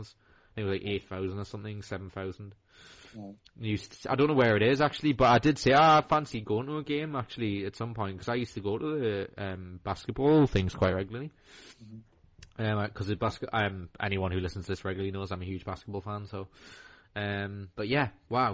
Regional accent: Newcastle upon Tyne, North East England, United Kingdom

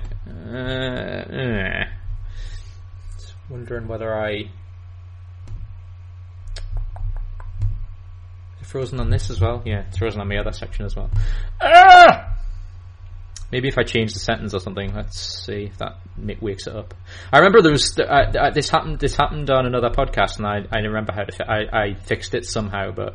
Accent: Newcastle upon Tyne, North East England, United Kingdom; I'm from Newcastle in England.

